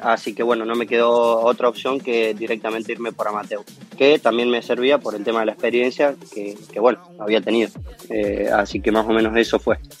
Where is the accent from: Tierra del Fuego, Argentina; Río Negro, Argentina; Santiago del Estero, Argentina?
Tierra del Fuego, Argentina; Río Grande; moved away as an adult; now in Córdoba, Argentina; Soy de Tierra del Fuego, eh, en Río Grande